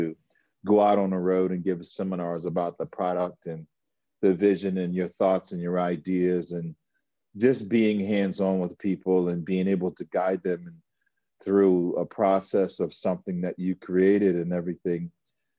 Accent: United States; I'm an American guy

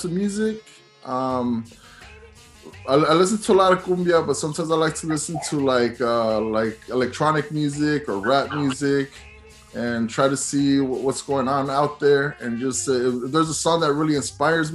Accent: San Jose, California, United States; I'm from San Jose, I'm from California. Lowrider Oldies was something that I grew up listening

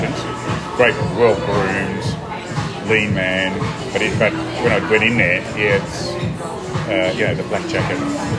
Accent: Port Lincoln, South Australia, Australia; born there; I was born in Port Lincoln, South Australia.

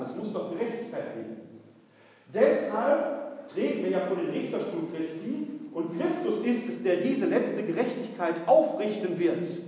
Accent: Essen, North Rhine-Westphalia, Germany; Ich bin gebürtig aus der Stadt Essen, Essen-Altendorf. Meine Familie war eine ganz alteingesessene Essener Familie

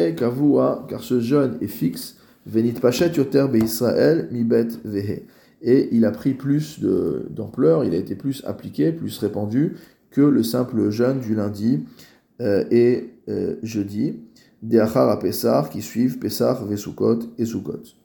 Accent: France; en tant que Français

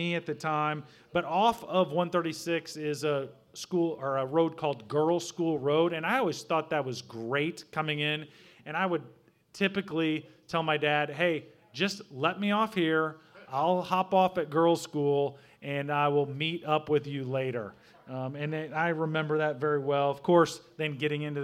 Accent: Southern Illinois, United States; moved away as an adult; now in Brownsburg, Indiana, United States; I grew up in Southern Illinois

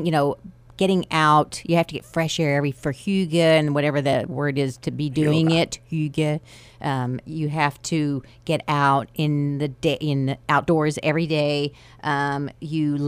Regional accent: Amarillo, Texas, United States; I'm from Amarillo

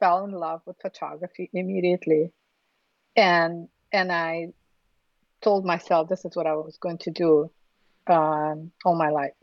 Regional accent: Ufa, Bashkortostan, Russia; English is a second language; moved away; I was born in Russia, in Republic of Bashkortostan, in Ufa, which is the capital of Bashkortostan

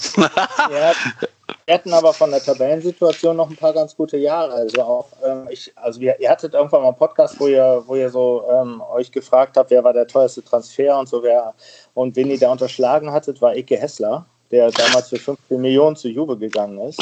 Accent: Germany; als gebürtiger aus Friese

